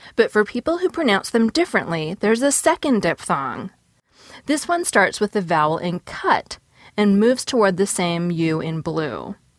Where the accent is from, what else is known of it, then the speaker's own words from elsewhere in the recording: Seattle, Washington, United States; I did grow up in Seattle